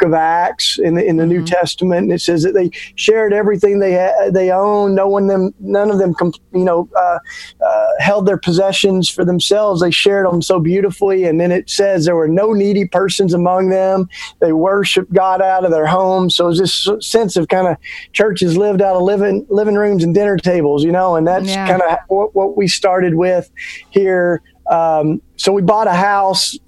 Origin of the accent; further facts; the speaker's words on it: East Tennessee, United States; moved away as an adult; now in Philadelphia, United States; I grew up down south. I grew up in East Tennessee